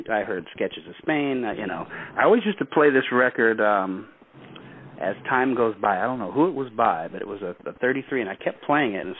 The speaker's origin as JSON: {"language": "English", "town": "Chicago", "region": "Illinois", "country": "United States", "tie": "born or raised there", "also_born_or_lived": "St. John's, Newfoundland, Canada", "said": "so I was born there. And six months when I was six months old, my family moved to Chicago. Okay. And I and I grew up in Chicago."}